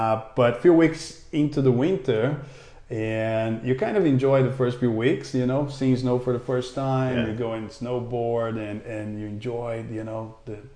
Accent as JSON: {"language": "English", "country": "Brazil", "also_born_or_lived": "Toronto, Canada", "accent": "a mix from Brazil, but from Canada", "second_language": "English", "moved": "as an adult", "lives_now": "Western Australia, Australia", "said": "originally from Brazil"}